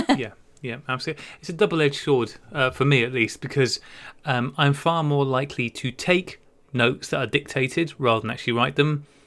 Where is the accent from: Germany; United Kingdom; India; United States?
United Kingdom; Wales; I grew up in Wales